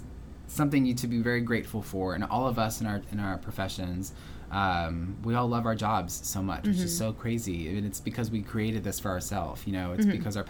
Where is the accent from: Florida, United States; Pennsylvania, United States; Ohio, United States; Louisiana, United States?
Louisiana, United States; Houma; I get to go home to my hometown in Houma quite often